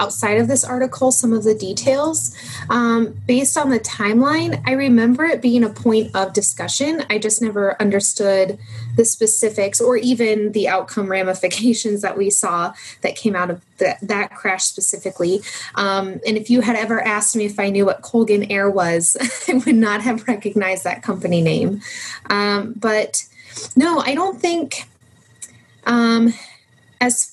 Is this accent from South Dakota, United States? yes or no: yes; South Dakota, United States; moved away; originally from South Dakota